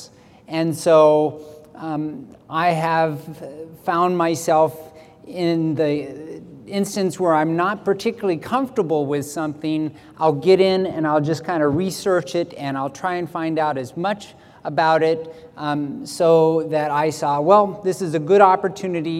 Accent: Silverdale, Washington, United States; I'm from Silverdale, Washington

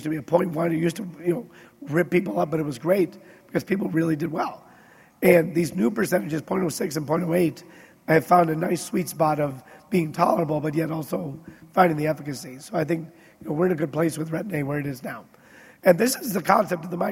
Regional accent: Wisconsin, United States; I grew up in Wisconsin

